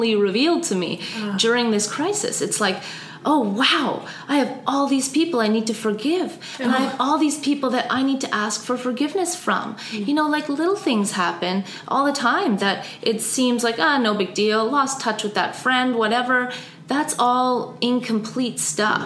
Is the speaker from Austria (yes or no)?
yes; Austria; growing up in Austria